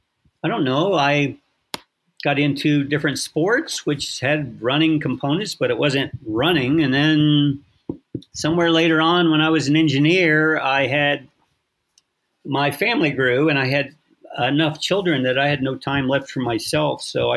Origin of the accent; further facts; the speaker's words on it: San Diego, California, United States; born there; also born or lived in Alaska / Virginia / Philadelphia / France; I lived in, I was born in San Diego, but we lived in Alaska, And then we moved to Virginia, and then Philadelphia, and then France, and then Virginia